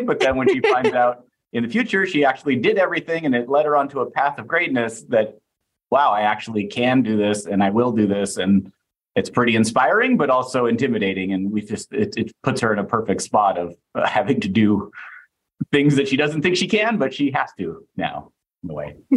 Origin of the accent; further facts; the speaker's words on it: foothills towards Tahoe, Northern California, United States; moved away; I grew up in Northern California uh, in the foothills up towards Tahoe